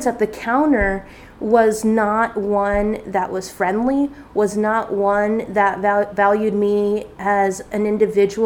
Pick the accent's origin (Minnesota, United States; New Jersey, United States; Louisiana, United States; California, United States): California, United States; near the Salton Sea; moved away as an adult; also born or lived in Long Beach, California / Oregon / San Diego, California; the Salton Sea was about 5 miles from where I used to live.